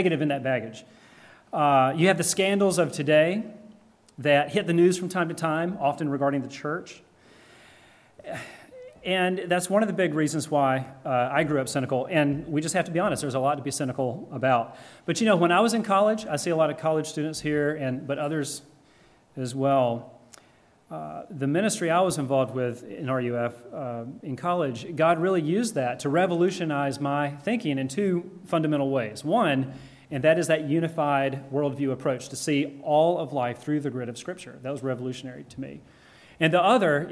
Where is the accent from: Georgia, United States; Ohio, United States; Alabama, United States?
Georgia, United States; the Deep South; moved away; I am from Georgia originally in the Deep South